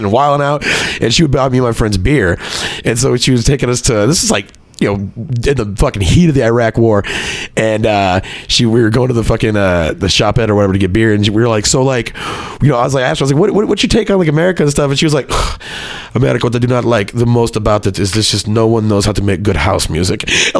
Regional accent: Texas, United States; when you tell people you're from Texas

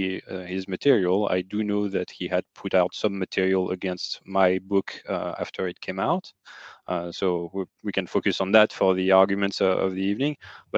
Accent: France; accent: French; English is a second language; also born or lived in New York City area; now in New York City, United States; my accent already betrayed that I'm French.

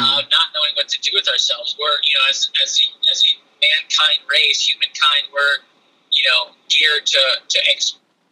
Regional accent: San Diego, California, United States; I grew up in San Diego

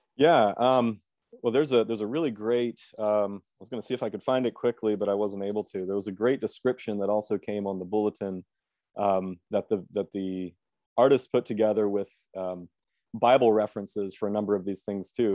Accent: Lancaster, Pennsylvania, United States; moved away as an adult; now in Chicago, United States; I was born and raised in Lancaster

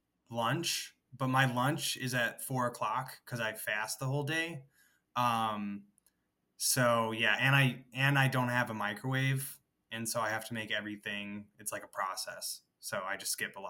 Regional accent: Midwest, United States; now in Los Angeles, United States; I am from the Midwest, but I currently reside in Los Angeles

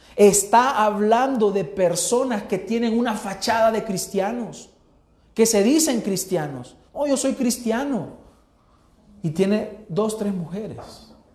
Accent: El Salvador; los 5 millones de salvadoreños que habemos

